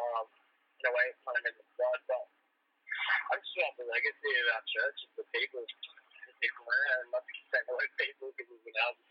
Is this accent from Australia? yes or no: yes; Australia; being Australian